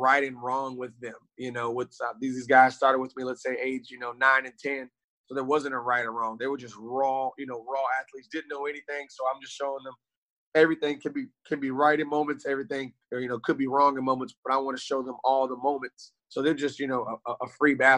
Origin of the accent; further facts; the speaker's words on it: Raleigh, North Carolina, United States; I grew up here in Raleigh, North Carolina